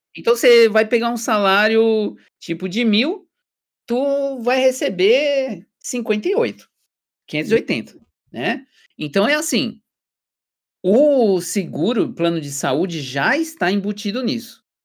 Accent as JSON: {"language": "Portuguese", "country": "Brazil", "moved": "as an adult", "lives_now": "Germany", "said": "eu sou brasileiro"}